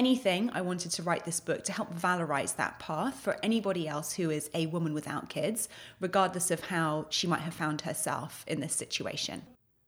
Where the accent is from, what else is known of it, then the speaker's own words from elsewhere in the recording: United Kingdom; moved away as an adult; now in United States; So I'm British by birth. I've been based in the US for 11 years now